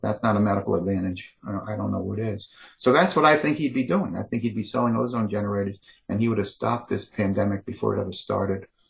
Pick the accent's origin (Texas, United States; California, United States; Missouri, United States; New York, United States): New York, United States; I grew up in New York